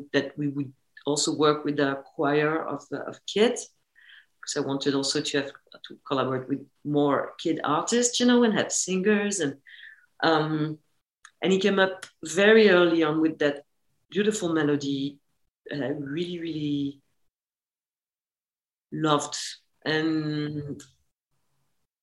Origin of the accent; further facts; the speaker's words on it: France; it was shot in my hometown. So all the exteriors, which is the wood and the lake, they are where I grew up.